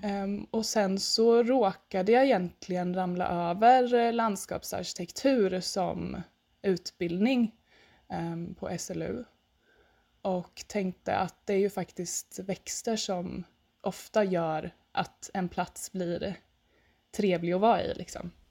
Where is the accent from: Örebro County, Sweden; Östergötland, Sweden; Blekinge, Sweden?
Östergötland, Sweden; jag sitter ju här i Östergötland, i mitten på Östergötland ungefär eh, och bor på mina föräldrars gård eh, där jag växte upp